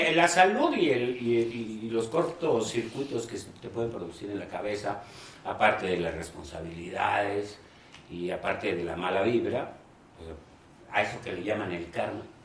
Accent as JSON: {"language": "Spanish", "town": "Guadalajara", "region": "Jalisco", "country": "Mexico", "tie": "born or raised there", "also_born_or_lived": "Mexico City", "said": "Del Distrito Federal en ese entonces, y mi papá me llevó a Guadalajara al mes diciendo que yo era de Guadalajara"}